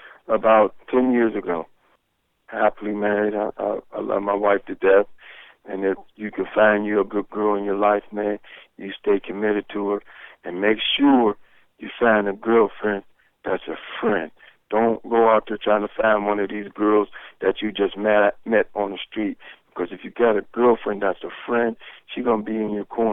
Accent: Pittsburgh, Pennsylvania, United States; also born or lived in Athens, Ohio; growing up in Hazelwood was a great experience

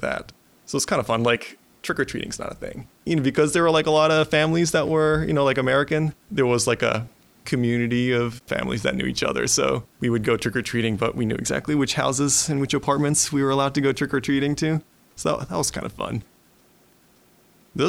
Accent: Tokyo, Japan; moved away as an adult; now in Pittsburgh, United States; My hometown's Tokyo, which is gigantic.

